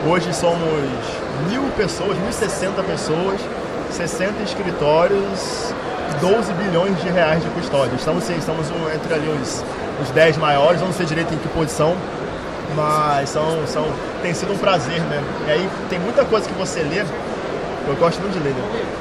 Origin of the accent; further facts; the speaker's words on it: Rio de Janeiro, Brazil; sou carioca, nascido no Morro da Providência, mas tijucano.